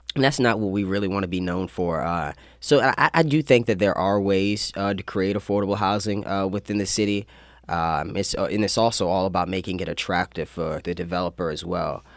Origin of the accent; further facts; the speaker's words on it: Annapolis, Maryland, United States; also born or lived in Severna Park, Maryland / Baltimore, Maryland; Yeah, so I lived in Annapolis for about 11 years. Uh, prior to, I lived in Severna Park, Baltimore. Uh, but we kind of made this home uh, once I started middle school